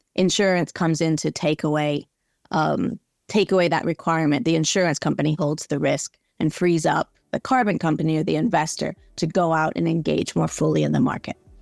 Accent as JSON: {"language": "English", "region": "Southern California", "country": "United States", "tie": "born or raised there", "also_born_or_lived": "North Carolina", "moved": "as an adult", "said": "I grew up in Southern California, very much outside, always out on the beach."}